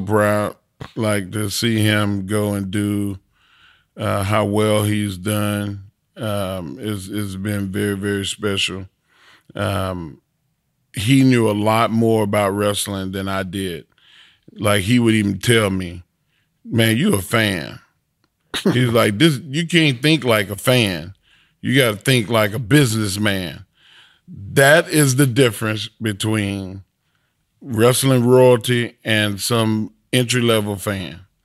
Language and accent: English; Texas, United States